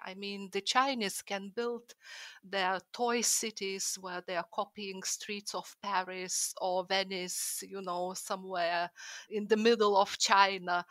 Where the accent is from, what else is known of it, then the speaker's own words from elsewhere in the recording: Lithuania; moved away as an adult; now in London, United Kingdom; my motherland, Lithuania